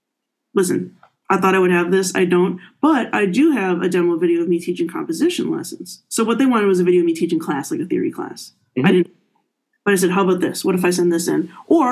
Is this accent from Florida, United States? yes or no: yes; Miami, Florida, United States; now in Michigan, United States; anyway, I came from Florida, right? Miami.